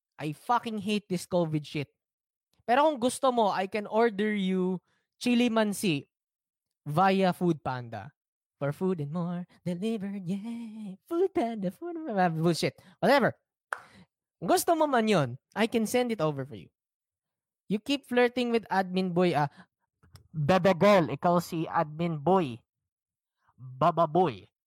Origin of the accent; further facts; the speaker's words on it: Philippines; It's part of being a Filipino you have to endure slow internet.